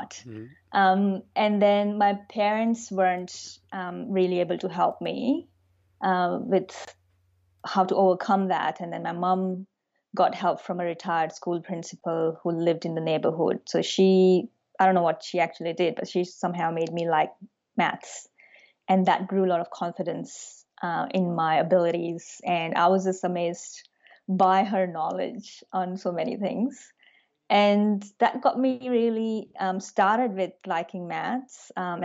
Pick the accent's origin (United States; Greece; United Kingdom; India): India; moved away as an adult; now in Melbourne, Australia; I grew up in India.